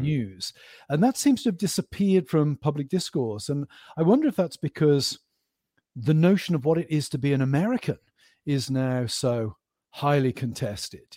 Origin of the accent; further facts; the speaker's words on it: Stroud, South West England, United Kingdom; moved away as an adult; also born or lived in Birmingham, England / Cambridge, England / Aberdeen, Scotland / Philadelphia, United States; now in Pennsylvania, United States; they moved to Gloucestershire, which is a very rural part of the country. So I grew up in the west of England